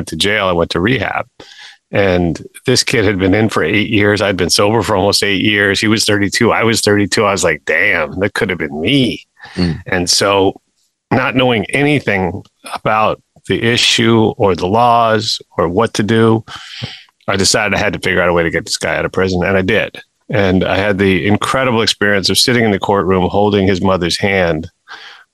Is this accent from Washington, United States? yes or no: no; New York City, New York, United States; I grew up in Manhattan.